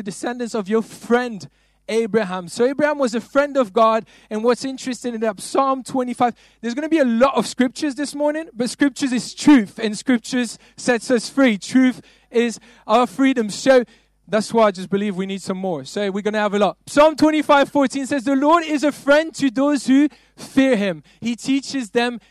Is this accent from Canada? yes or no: no; Belgium; I'm not from London. I'm from Belgium.